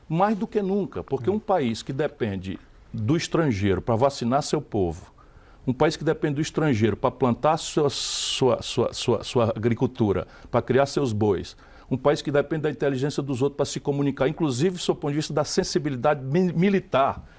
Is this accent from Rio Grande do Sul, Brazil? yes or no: no; Sobral, Ceará, Brazil; moved away; also born or lived in São Paulo; nasci em São Paulo, filho de mãe paulista é. e pai cearense. Fui criado em Sobral, no interior do Ceará